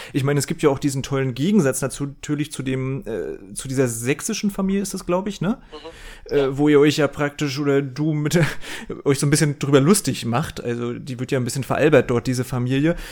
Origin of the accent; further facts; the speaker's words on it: Rostock, Mecklenburg-Vorpommern, Germany; Ich komme auch eben selbst aus Mecklenburg-Vorpommern. Ich, ich komme aus Rostock.